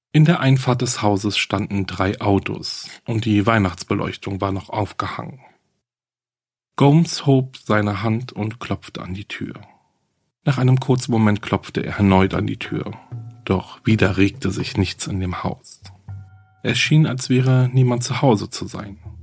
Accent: Germany; Hier bei uns in Deutschland

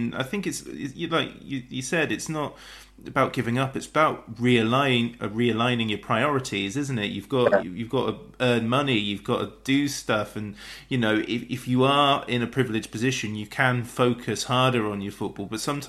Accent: West Wiltshire, South West England, United Kingdom; I'm from West Wiltshire, which is, you know, not too far away.

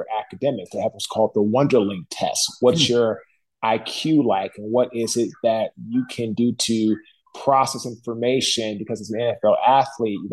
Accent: Washington, District of Columbia, United States; we're from Washington, D.C.

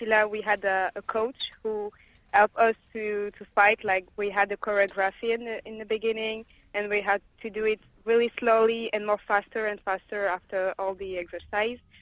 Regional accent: France; born or raised there; English is a second language

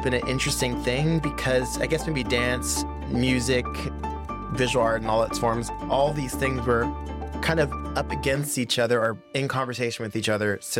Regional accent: Pittsburgh, Pennsylvania, United States; So I'm originally from Pittsburgh, Pennsylvania

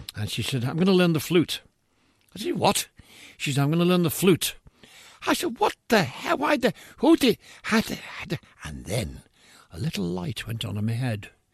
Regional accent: Liverpool, North West England, United Kingdom; it's my hometown, because it's my home city

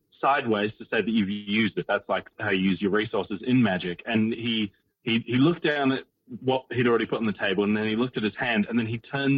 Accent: Perth, Western Australia, Australia; we're from Perth in Western Australia

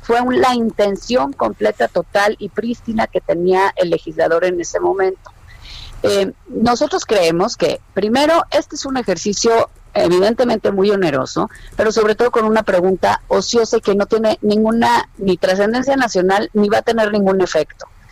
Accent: Mexico; como mexicana

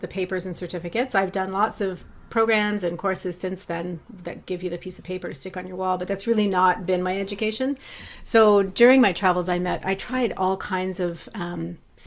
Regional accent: Ontario, Canada; moved away as an adult; also born or lived in Vancouver, Canada; now in Maple Ridge, Canada; I grew up in Ontario, and I left there many, many years ago

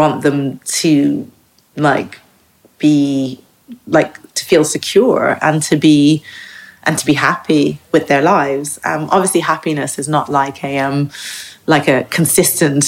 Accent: Dublin, Leinster, Ireland; moved away as an adult; also born or lived in United States; now in Margate, United Kingdom; I grew up in Ireland, like that I'm Irish.

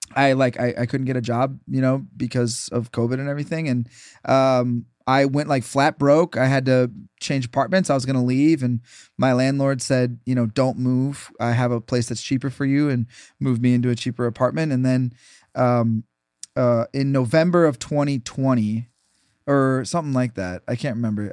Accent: Minnesota, United States; moved away; I'm originally from Minnesota

